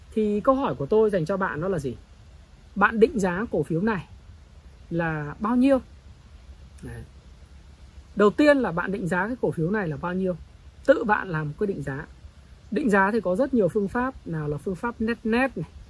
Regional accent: Northern Vietnam, Vietnam; accent: Northern (giọng Bắc); tôi nói giọng Bắc

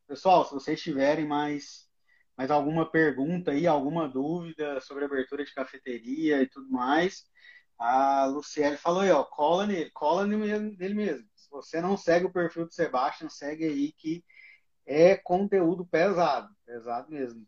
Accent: Goiás, Brazil; now in Criciúma, Brazil; Eu sou de Goiás, mas estou aqui em Criciúma também.

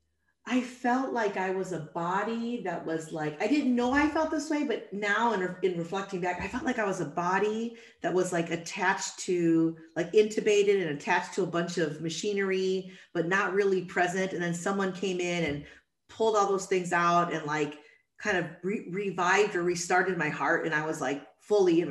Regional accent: Chicago, Illinois, United States; I was born and raised in Chicago

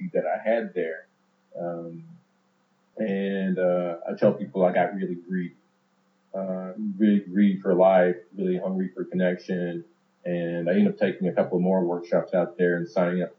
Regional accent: Alabama, United States; also born or lived in El Salvador / Georgia / Mississippi; I grew up in the Deep South in Georgia, Alabama, Mississippi. But particularly in Alabama, when I started school

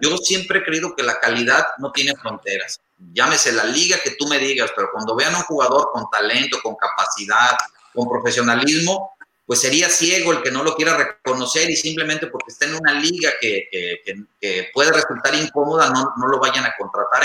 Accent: Tepic, Nayarit, Mexico; yo soy de Tepic Nayarit

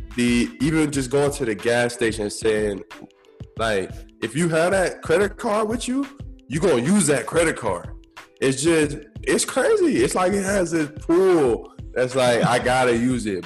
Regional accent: Tampa, Florida, United States; I'm from Tampa, so we got the Hard Rock Hotel and Casino there

